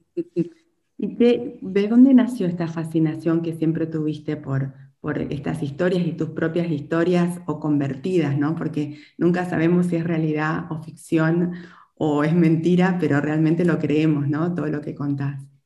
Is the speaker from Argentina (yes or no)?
yes; Chaco, Argentina; yo como también soy del interior, soy del Chaco